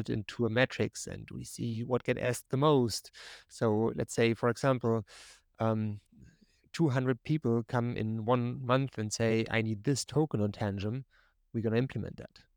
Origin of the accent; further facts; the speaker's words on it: Germany; English is a second language; now in North Carolina, United States; You maybe hear a little bit of my accent. I'm typically from Germany, but I'm living right now in North Carolina here in the United States